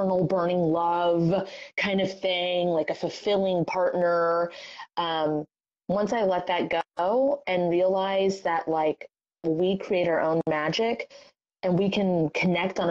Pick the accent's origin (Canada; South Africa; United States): United States; Florida; I'm from Florida